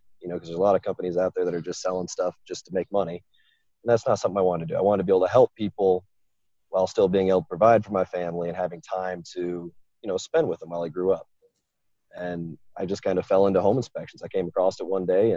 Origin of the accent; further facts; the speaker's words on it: Florida, United States; moved away as an adult; also born or lived in Kentucky; I'm from Florida